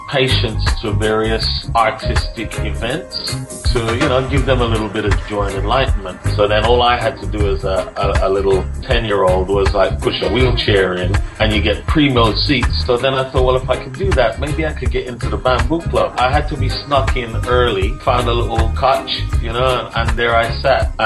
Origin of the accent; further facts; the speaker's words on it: Trenchtown, Kingston, Jamaica; And we recorded, we come from Trenchtown.